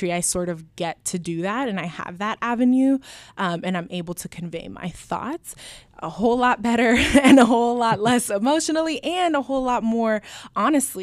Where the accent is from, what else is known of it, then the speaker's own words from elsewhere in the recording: Anchorage, Alaska, United States; first language Spanish; English is a second language; moved away as an adult; now in Portland, United States; I grew up in Anchorage, Alaska, and my dad is Dominican and my mom is from Honduras